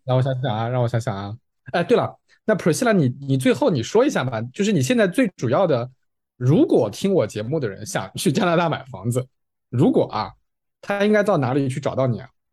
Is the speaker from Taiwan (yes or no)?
no; China; 作为中国人